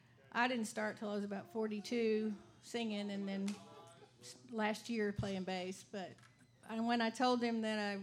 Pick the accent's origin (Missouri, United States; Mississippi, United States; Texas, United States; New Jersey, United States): Texas, United States; Grapevine; also born or lived in Dallas, Texas; Born in Dallas, raised in Grapevine, Texas